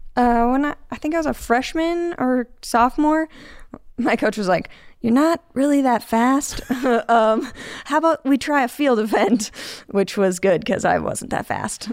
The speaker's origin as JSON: {"language": "English", "town": "Chicago", "region": "Illinois", "country": "United States", "tie": "born or raised there", "moved": "as an adult", "lives_now": "Utah, United States", "said": "I grew up in Chicago, and I have lived in Utah for about twelve years."}